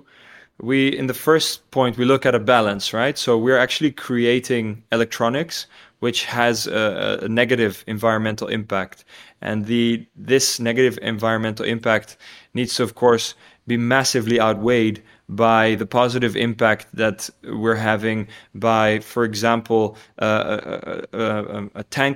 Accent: Tanzania; now in Hilversum, Netherlands; So I think what definitely shaped me the most is growing up in Tanzania in East Africa.

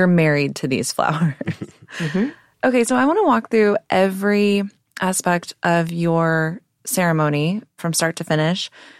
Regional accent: Texas, United States; accent: Texas; My Texas accent is killing me right now.

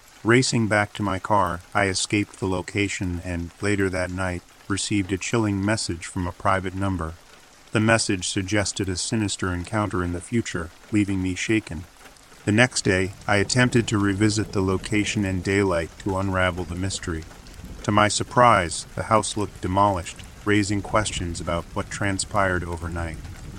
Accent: Australia; Firstly, I'd like to mention that I'm Australian, and we have our own version of Craigslist down here

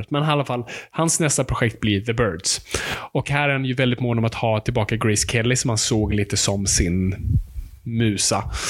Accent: Finland; jag är finsk.

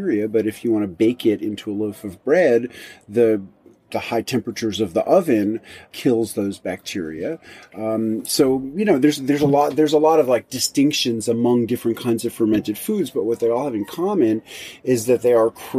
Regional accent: New York City, New York, United States; moved away as an adult; also born or lived in rural Tennessee; now in Tennessee, United States; in 1993, I moved from New York City, which was where I was born and raised, to rural Tennessee

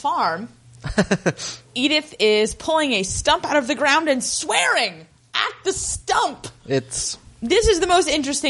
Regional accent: Appalachia, United States; I'm from Appalachia

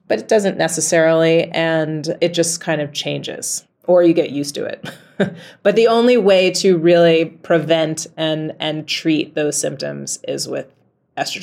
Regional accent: New York City, New York, United States; moved away as an adult; now in Rotterdam, Netherlands; I was in the middle of New York City.

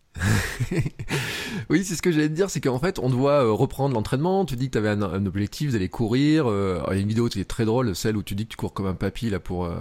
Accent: Clermont-Ferrand, Auvergne-Rhône-Alpes, France; moi je suis à Clermont et à Clermont euh, quand j'étais gamin je jouais à l'ASM au foot

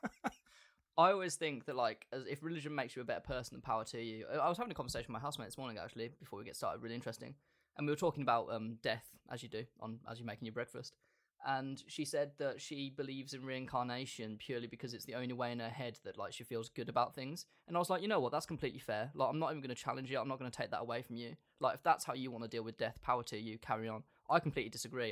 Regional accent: England, United Kingdom; As a straight white British male

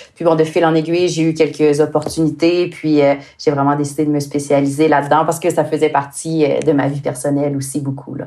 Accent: Quebec, Canada; accent: Québécois; avec mon accent, euh, moi je viens du Québec

